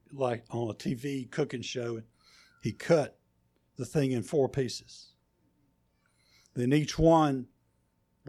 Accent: North Carolina, United States; You can tell I'm from North Carolina

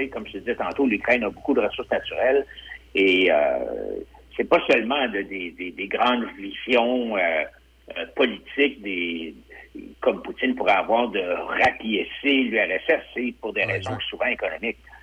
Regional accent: Canada; moi, je suis un petit Canadien

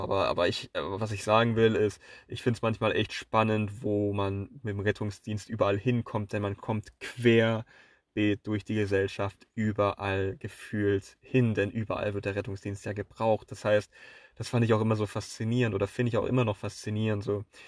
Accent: near Pforzheim, Baden-Württemberg, Germany; also born or lived in Switzerland; Ich bin zurückgekehrt, um hierher in meine, nahe, nahe, nahe meiner Heimatstadt in Pforzheim Wirtschaftsingenieurswesen international zu studieren

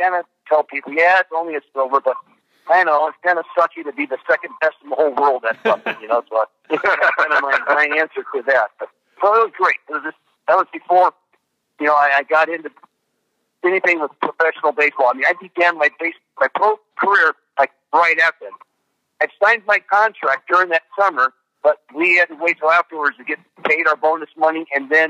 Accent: Los Angeles, California, United States; L.A., that's where I'm from. That's where I grew up at. So, like, in my hometown

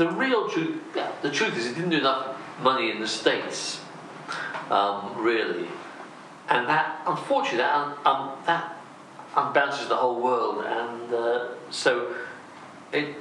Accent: United Kingdom; we're British and we're different

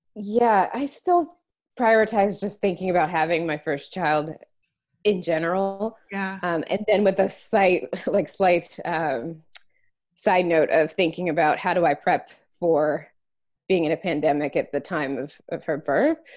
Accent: North Carolina, United States; also born or lived in San Francisco, United States; now in Washington DC area, United States; We're both from the East Coast. So I'm from North Carolina

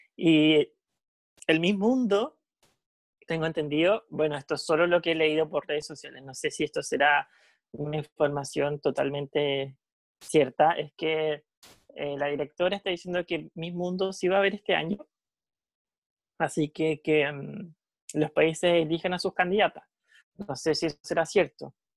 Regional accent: Casablanca, Valparaíso, Chile; yo soy de Casablanca, súper cercano al Paraíso y Viña

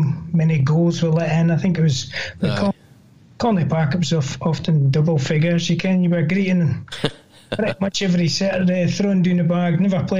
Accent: Viruri, Scotland, United Kingdom; I grew up in Viruri

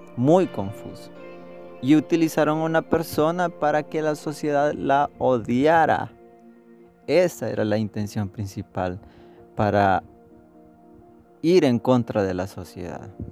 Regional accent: El Salvador; nosotros estamos a favor del aborto como salvadoreños

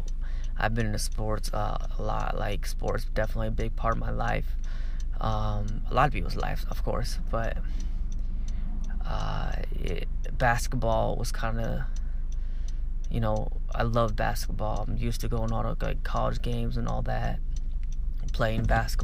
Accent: Arizona, United States; I'm from Arizona, obviously, still live in Arizona.

